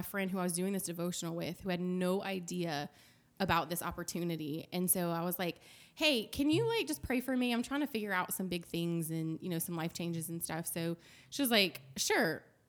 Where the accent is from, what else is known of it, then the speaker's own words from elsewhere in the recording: Lafayette, Louisiana, United States; I did. I was born and raised in Lafayette, Louisiana.